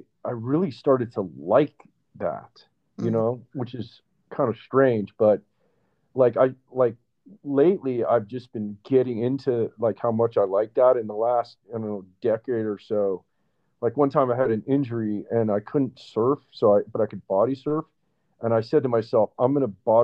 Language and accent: English; Northern California, United States; I grew up in Northern California where, you know, the water is freezing